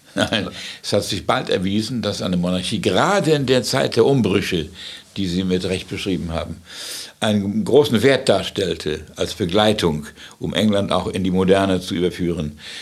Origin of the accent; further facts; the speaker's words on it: Gdańsk, Pomeranian Voivodeship, Poland; also born or lived in Wales / United States; now in London, United Kingdom; Ich bin zwar in Danzig geboren, ganz woanders